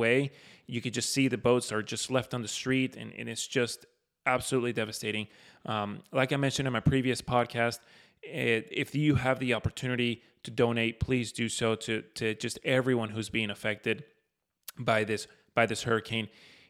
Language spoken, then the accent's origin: English; Florida, United States; You know, living and growing up in Florida, we haven't seen something like that in quite some time, especially in Florida.